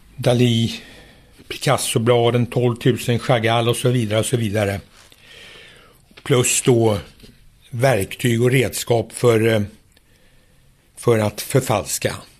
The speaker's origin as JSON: {"language": "Swedish", "country": "Sweden", "said": "jag var svensk"}